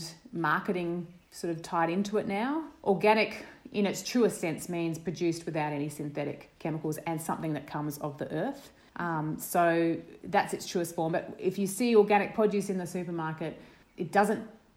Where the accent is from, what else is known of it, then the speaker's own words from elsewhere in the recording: Brisbane, Queensland, Australia; now in Mary Valley, Australia; I grew up in Brisbane